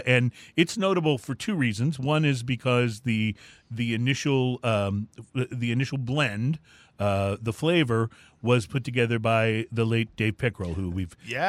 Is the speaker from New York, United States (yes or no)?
no; Houston, Texas, United States; And we're from Houston, Texas.